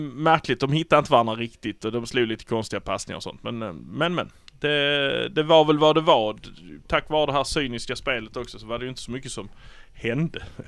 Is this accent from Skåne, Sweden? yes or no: yes; Malmö, Skåne, Sweden; vi är från Malmö